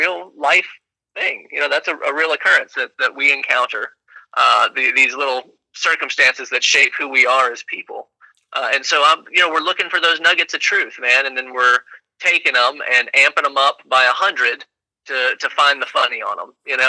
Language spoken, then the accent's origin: English; Nashville, Tennessee, United States; growing up in East Nashville